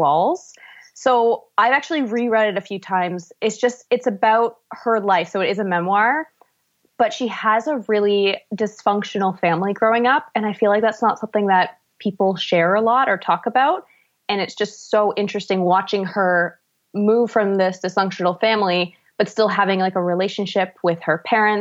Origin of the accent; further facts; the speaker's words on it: Ontario, Canada; also born or lived in Vancouver; I am from Ontario, where mountains are in short supply